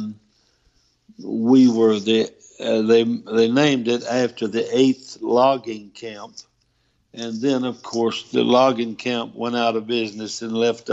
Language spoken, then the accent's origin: English; Louisiana, United States; I'm from Louisiana